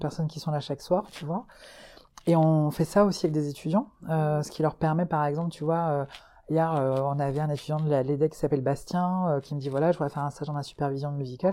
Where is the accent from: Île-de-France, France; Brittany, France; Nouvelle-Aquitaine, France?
Brittany, France; Breton; moved away as an adult; now in Hauts-de-France, France; moi je suis bretonne, mais j'ai été adoptée par les gens du, du, du, des Hauts-de-France et du Nord là depuis trois ans.